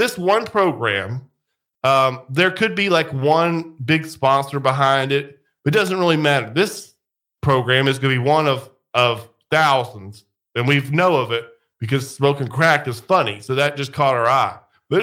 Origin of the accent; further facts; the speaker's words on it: United States; We're Americans